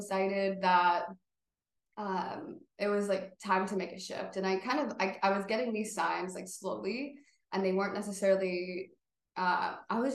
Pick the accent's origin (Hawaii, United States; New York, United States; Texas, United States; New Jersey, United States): New York, United States; Buffalo; I grew up in Buffalo